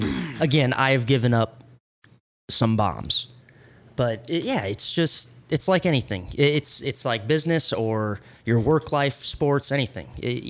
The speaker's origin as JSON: {"language": "English", "town": "Fairmont", "region": "Minnesota", "country": "United States", "tie": "born or raised there", "also_born_or_lived": "California", "said": "I think the thing that helped me the most was growing up in California and moving to Minnesota when I was 10."}